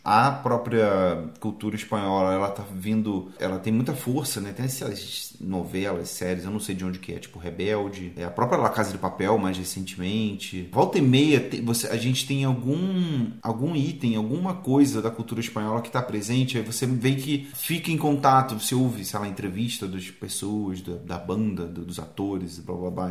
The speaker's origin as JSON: {"language": "Portuguese", "region": "Rio de Janeiro", "country": "Brazil", "tie": "born or raised there", "also_born_or_lived": "Seropédica", "said": "a gente é do Rio também, a gente não mora, não morava quando criança, sei lá, na Zona Sul"}